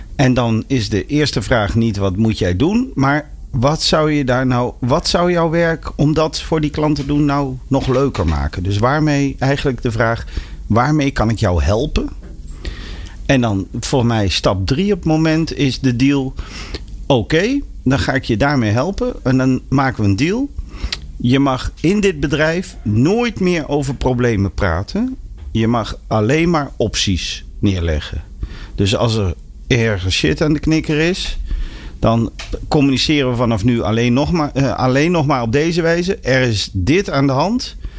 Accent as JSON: {"language": "Dutch", "area": "near Arnhem", "region": "Gelderland", "country": "Netherlands", "said": "ik kom uit de buurt van Arnhem"}